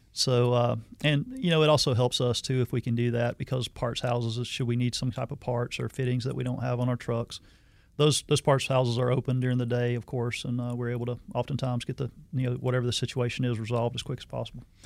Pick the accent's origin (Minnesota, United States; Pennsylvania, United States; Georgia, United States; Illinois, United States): Georgia, United States; Hazelhurst; moved away as an adult; also born or lived in Arizona; I'm originally from South Georgia, a little small town in South Georgia, Hazelhurst, Georgia. Um, left after high school